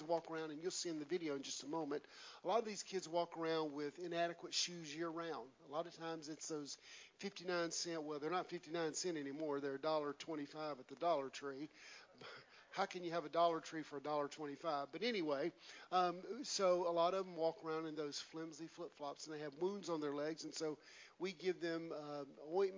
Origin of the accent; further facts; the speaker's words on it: West Columbia, South Carolina, United States; moved away as an adult; It was a little redneck boy from South Carolina. I'm from Columbia. I'm redneck